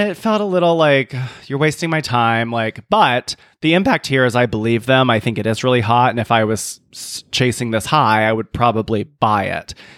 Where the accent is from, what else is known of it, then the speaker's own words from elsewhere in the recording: South Carolina, United States; moved away; growing up in South Carolina